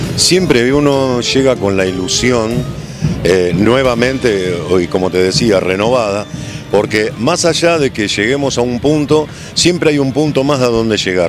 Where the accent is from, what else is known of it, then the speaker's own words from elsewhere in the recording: Ensenada, Buenos Aires Province, Argentina; yo soy de Ensenada